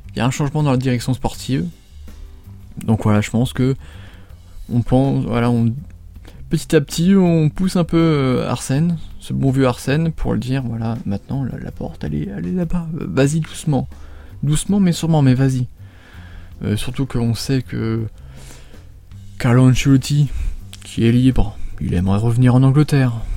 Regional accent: France; en tant que français

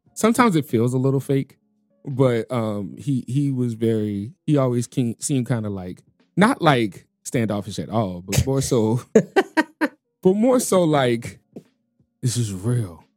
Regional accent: New Orleans, Louisiana, United States; moved away as an adult; also born or lived in Chicago; I was born and raised in New Orleans, but Chicago kinda made me a man

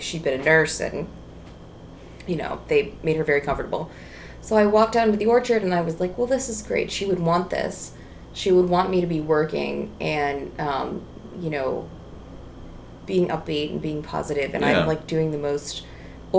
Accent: Midwest, United States; Yeah, I am from the Midwest. Yep. This is how I talk.

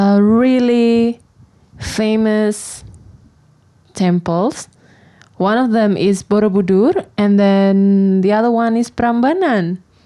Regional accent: Tangerang, Banten, Indonesia; moved away as an adult; now in Yogyakarta, Indonesia; I'm from Tangerang, so it is a city nearby Jakarta, but it is not Jakarta. And I decided to move to Jogja because I had to study there. And now I'm working in Jogja.

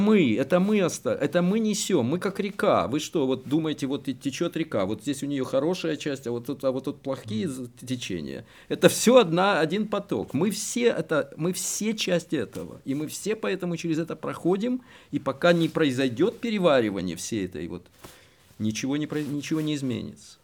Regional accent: Kyiv, Ukraine; moved away as an adult; я киевлянин, так сказать, коренной

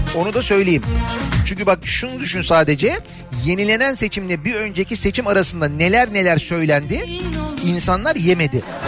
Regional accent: Istanbul, Turkey; Bir İstanbullu olarak

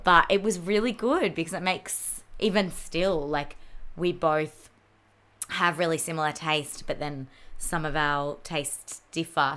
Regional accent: Mornington Peninsula, Victoria, Australia; We grew up on the Mornington Peninsula as well.

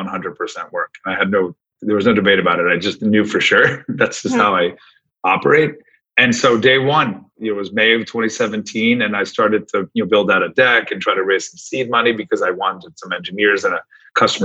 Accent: South Florida, United States; I grew up in South Florida

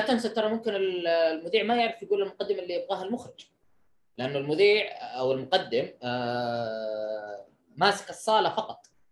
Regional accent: Saudi Arabia; انت كسعودي

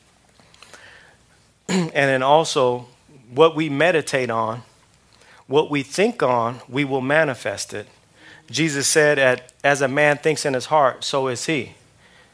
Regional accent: outside of Los Angeles, California, United States; I grew up outside of Los Angeles, you know, primarily in the 70s and the 80s

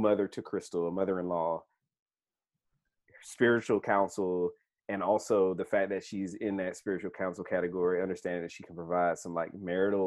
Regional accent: San Diego, California, United States; I was born in San Diego

